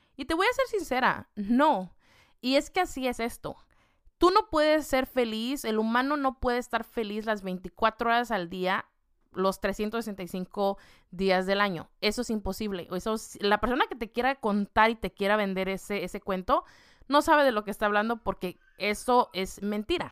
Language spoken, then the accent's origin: Spanish; Mexico; con la comida que yo estoy acostumbrada, siendo mexicana